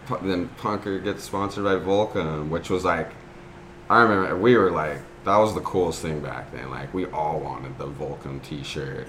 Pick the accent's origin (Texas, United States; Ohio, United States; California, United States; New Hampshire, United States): California, United States; Newport Beach; I grew up in Newport Beach, and my parents surfed.